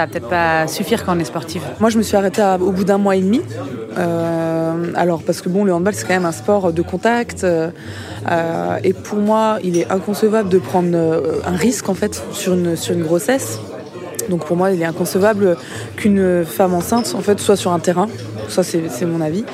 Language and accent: French; Mulhouse, Grand Est, France; now in Brest, France; Je suis née à Mulhouse